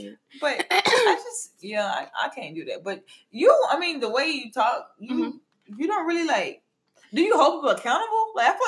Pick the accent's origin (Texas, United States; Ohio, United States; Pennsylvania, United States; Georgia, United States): Georgia, United States; Atlanta; Girl, I'm from